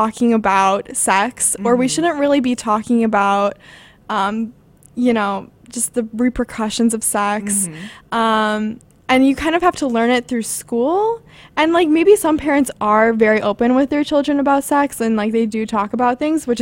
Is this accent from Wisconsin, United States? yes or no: yes; Milwaukee, Wisconsin, United States; moved away as an adult; now in Chicago, United States; I'm from Milwaukee, Wisconsin